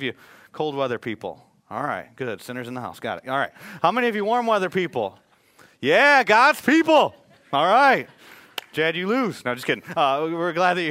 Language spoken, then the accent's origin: English; Michigan, United States; moved away; I was born and raised in Michigan